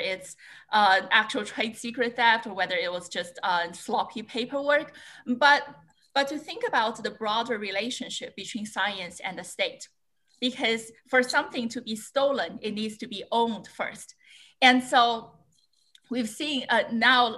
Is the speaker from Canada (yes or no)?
no; China; moved away as an adult; also born or lived in Chicago, United States / Ithaca, United States; now in United States; I was born and raised in China